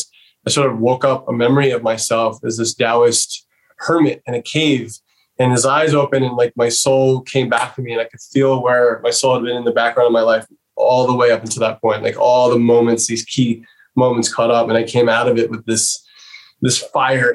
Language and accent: English; New York City, New York, United States; I grew up in New York City